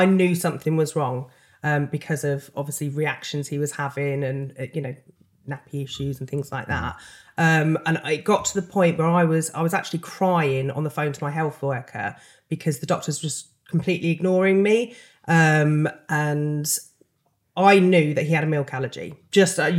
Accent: Peterborough, East of England, United Kingdom; obviously from Peterborough.

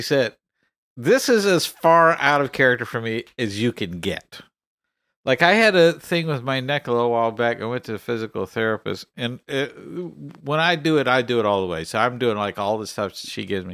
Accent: Texas, United States; I'm also from Texas

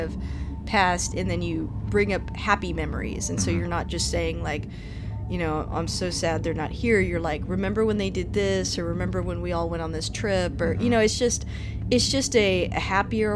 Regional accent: United States; even though I am Mexican American, I was born here, and my parents didn't really celebrate it.

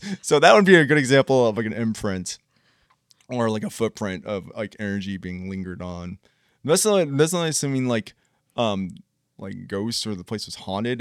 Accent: Columbus, Ohio, United States; We're from Columbus, Ohio

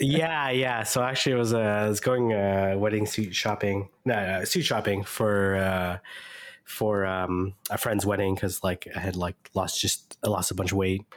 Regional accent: Canada; I'm Canadian

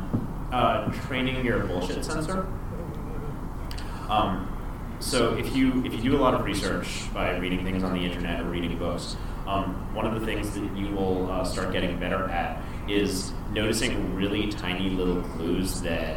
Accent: New York City, New York, United States; Growing up in New York City, I didn't realize that because there's so many Catholics

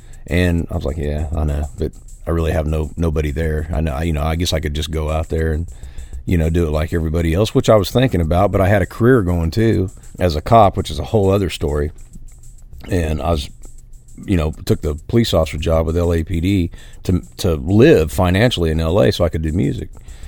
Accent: California, United States; Huge. I mean, you look at, the Bakersfield sound. I mean, I grew up on that.

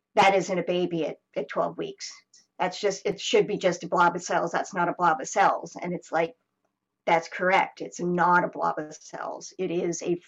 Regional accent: United States; now in Canada; I'm American

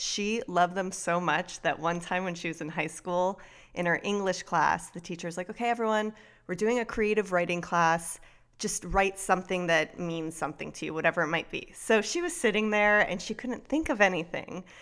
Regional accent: South Florida, United States; I grew up in South Florida

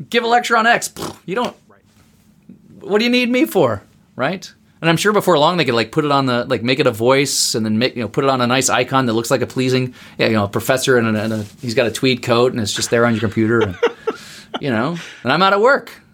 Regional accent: Berlin, Germany; now in United States; I grew up in West Berlin

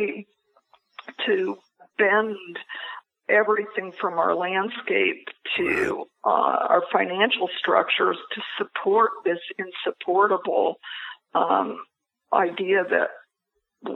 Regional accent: Ohio, United States; now in New York, United States; my home state of Ohio

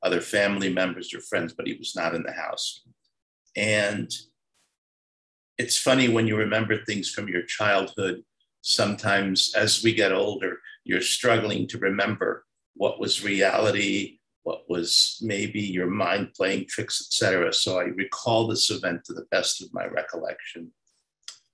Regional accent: Paterson, New Jersey, United States; also born or lived in Saudi Arabia / Cairo, Egypt / Beirut, Lebanon; I grew up in New Jersey. I'm a Jersey boy. I was 8 years old when we moved there.

